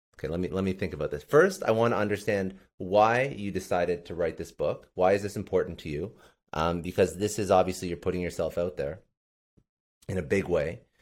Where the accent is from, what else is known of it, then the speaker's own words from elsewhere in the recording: Canada; I'm actually Canadian